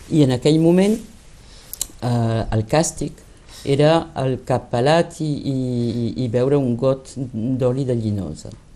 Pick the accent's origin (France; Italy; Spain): France; Lyon, Auvergne-Rhône-Alpes; first language Catalan; havia nascut a, a Lió.